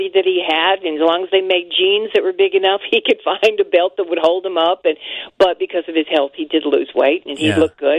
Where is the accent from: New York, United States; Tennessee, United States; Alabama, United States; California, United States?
Tennessee, United States; West; now in Chicago, United States; I'm from West Tennessee